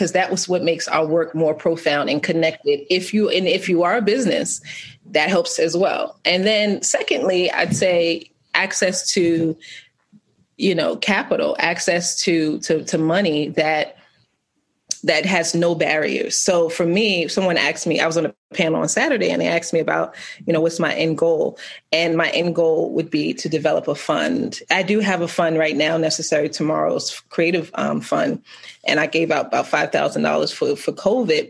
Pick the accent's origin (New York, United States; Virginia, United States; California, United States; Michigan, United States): New York, United States; now in Baltimore, United States; I'm from New York